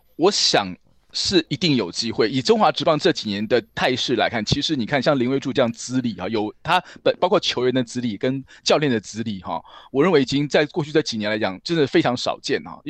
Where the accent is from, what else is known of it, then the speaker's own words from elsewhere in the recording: Taiwan; 我是台湾来的